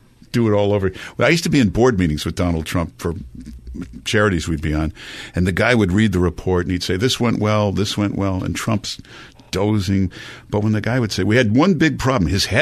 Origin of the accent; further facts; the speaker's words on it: Michigan, United States; moved away as an adult; now in New York, United States; I was from Michigan